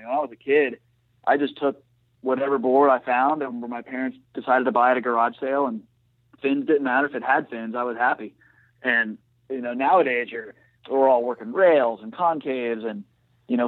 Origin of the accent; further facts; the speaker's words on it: Stuart, Florida, United States; I'm from Stewart originally, so grew up surfing down there and the power plant and the rocks.